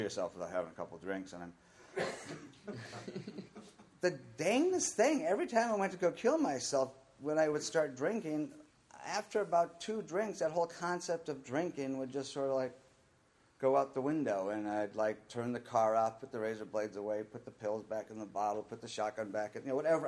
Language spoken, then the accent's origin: English; Minnesota, United States; I was born in Minnesota in a really good, loving family